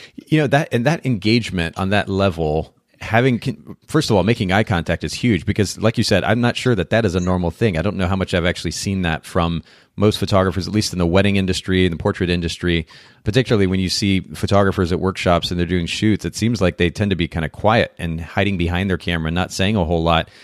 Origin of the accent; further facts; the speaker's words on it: Japan; moved away; I grew up in Japan.